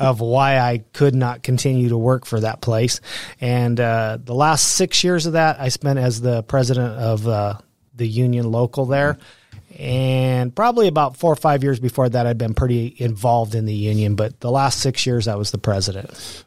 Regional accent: Pueblo, Colorado, United States; also born or lived in Alamosa, Colorado / Denver, Colorado; I grew up in Pueblo, Colorado.

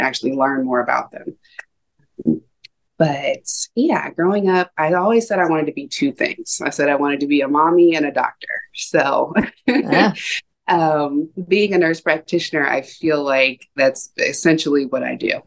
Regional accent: Ohio, United States; also born or lived in San Diego, California / California; now in Washington, United States; I grew up mostly in Ohio. Um, was born in San Diego, California, and I've lived in California twice as an adult.

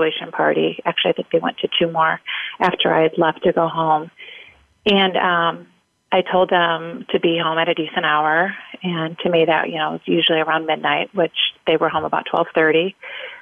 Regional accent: Indiana, United States; we are from the Midwest. Like you said, we're from Indiana

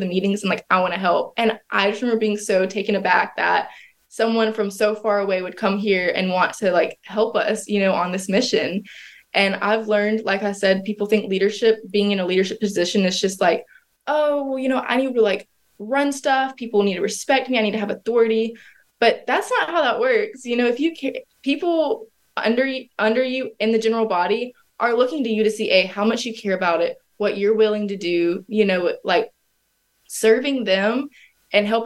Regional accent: the South, United States; growing up in the South

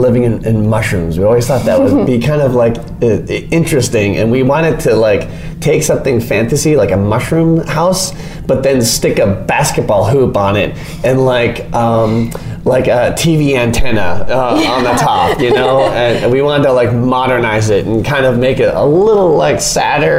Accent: Minnesota, United States; moved away as an adult; also born or lived in northern Michigan; now in California, United States; I grew up in Minnesota

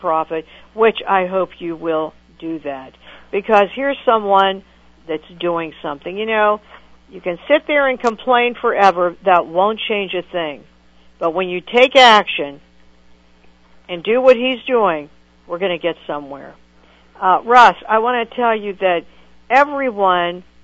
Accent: Pittsburgh, Pennsylvania, United States; from my hometown of Pittsburgh, Pennsylvania

